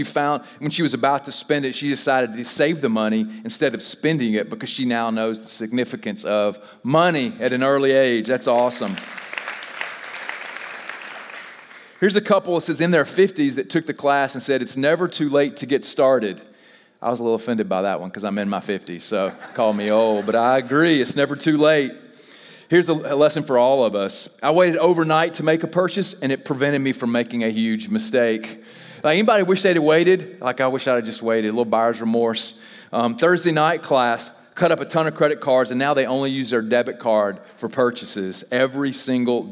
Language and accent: English; the South, United States; we're from the South